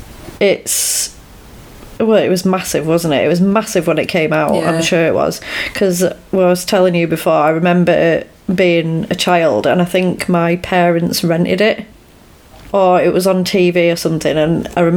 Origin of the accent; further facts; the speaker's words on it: Yorkshire and the Humber, United Kingdom; I'm from Yorkshire.